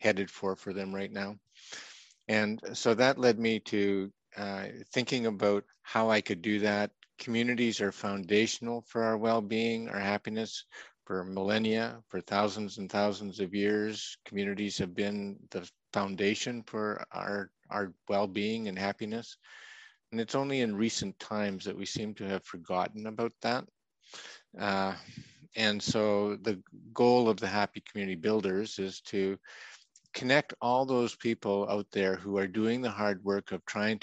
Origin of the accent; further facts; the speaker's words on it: Canada; moved away; also born or lived in Saskatchewan / Alberta; I'm a prairie boy from Saskatchewan and Alberta. That's in Canada, of course, just north of North Dakota